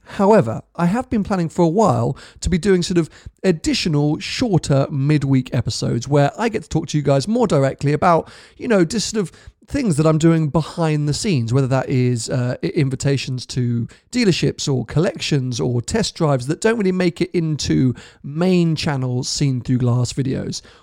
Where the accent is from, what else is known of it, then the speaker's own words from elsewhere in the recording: United Kingdom; being a Brit